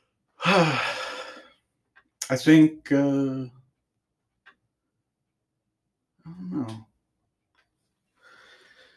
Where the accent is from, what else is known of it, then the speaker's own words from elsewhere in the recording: San Francisco, California, United States; moved away; I'm from San Francisco originally.